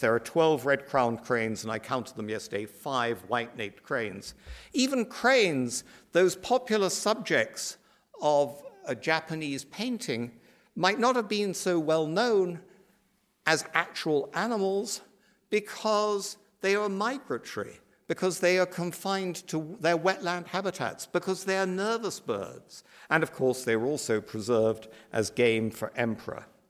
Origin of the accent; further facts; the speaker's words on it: United Kingdom; also born or lived in Ireland; as you can probably tell from my accent, I come from that other island archipelago